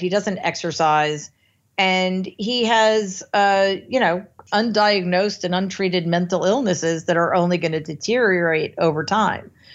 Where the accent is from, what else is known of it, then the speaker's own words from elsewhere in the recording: United States; as an American